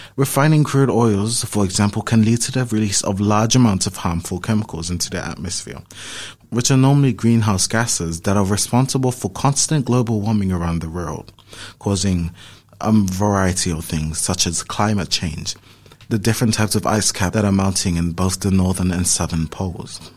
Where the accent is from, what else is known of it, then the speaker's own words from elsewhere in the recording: Auckland, New Zealand; I'm from Auckland